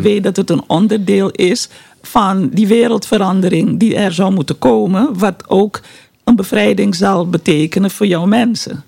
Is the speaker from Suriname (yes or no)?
yes; Suriname; moved away; Suriname, ons geboorteland